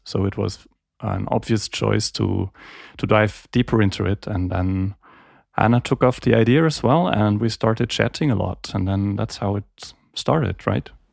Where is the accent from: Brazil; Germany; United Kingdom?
Germany; Heidelberg, Baden-Württemberg; also born or lived in Graz, Austria / Geneva, Switzerland; I was born and raised in Heidelberg, and came back here